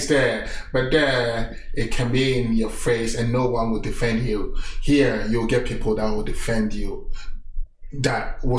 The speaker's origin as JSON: {"language": "English", "country": "Italy", "tie": "born or raised there", "also_born_or_lived": "Vancouver, Canada", "moved": "as an adult", "lives_now": "Calgary, Canada", "said": "I grew up in Italy, and Italy is kind of is my face."}